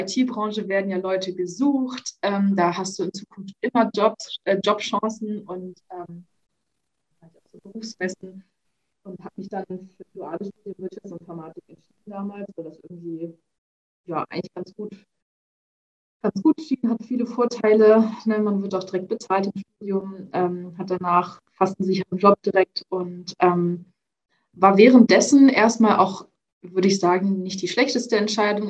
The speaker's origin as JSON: {"language": "German", "region": "Hamburg", "country": "Germany", "said": "lebe in Hamburg, bin auch ursprünglich Hamburgerin"}